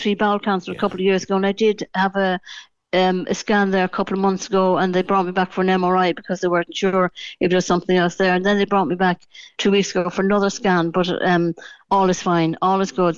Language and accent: English; Dublin, Leinster, Ireland; now in Cork, Ireland; I originally from Dublin. I moved to Cork in 1977. You know, as I'd say, I was born in Dublin, but I am a, a, a true Cork woman